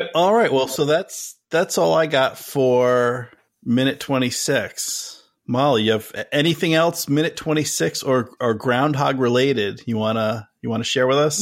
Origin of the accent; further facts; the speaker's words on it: New Jersey, United States; we both, Dave and I, we grew up in New Jersey